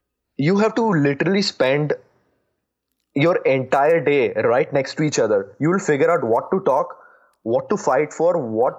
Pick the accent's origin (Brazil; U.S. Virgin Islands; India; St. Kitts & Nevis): India; moved away as an adult; now in United States; I'm from India.